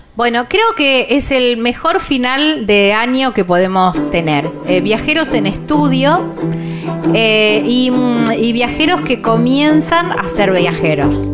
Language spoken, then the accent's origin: Spanish; Villa Constitución, Santa Fe, Argentina; son de mi ciudad